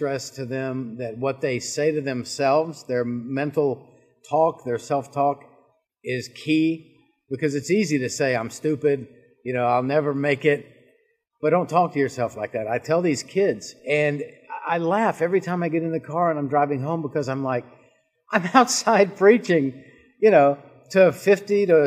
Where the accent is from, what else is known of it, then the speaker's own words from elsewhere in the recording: Charleston, South Carolina, United States; moved away as an adult; now in North Carolina, United States; I grew up in Charleston, South Carolina